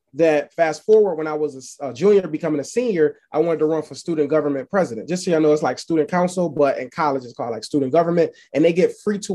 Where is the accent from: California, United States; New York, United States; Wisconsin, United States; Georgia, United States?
New York, United States; Buffalo; also born or lived in Alabama; I'm from Buffalo, New York